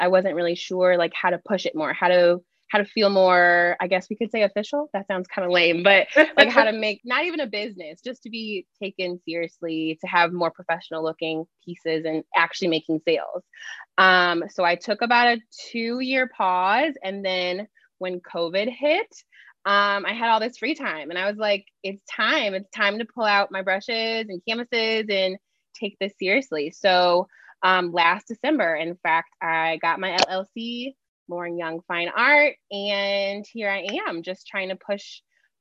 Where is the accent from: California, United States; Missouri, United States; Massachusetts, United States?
Missouri, United States; St. Louis; born and raised in St. Louis